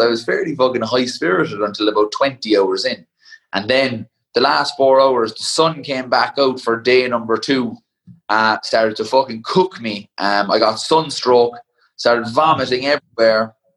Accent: Ireland; a power and a pride of being Irish

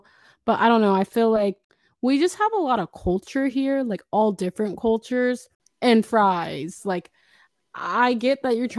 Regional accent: Bay Area, California, United States; I'm from the Bay Area

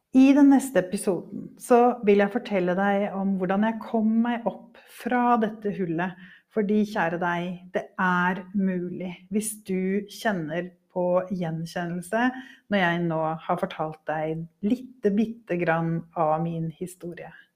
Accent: Norway; also born or lived in Devon, England; i mitt norske hverdagsliv

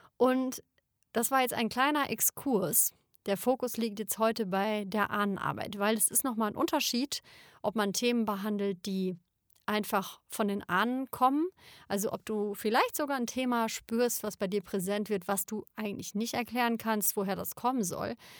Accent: Germany; ich bin Deutsche

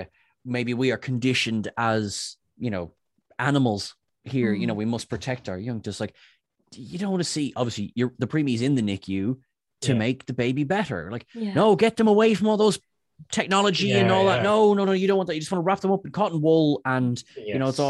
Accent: Ireland

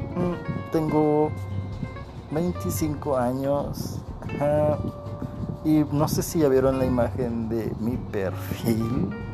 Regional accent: Coahuila, Mexico; soy de Coahuila, de México

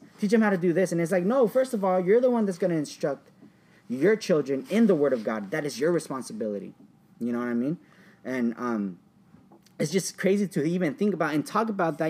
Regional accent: Orange, California, United States; I grew up in Orange, Anaheim. I went to an elementary school in Orange

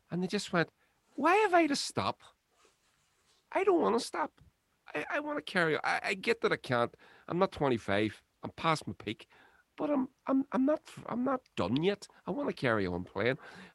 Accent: Lurgan, Northern Ireland, United Kingdom; I was raised here in North Lurgan

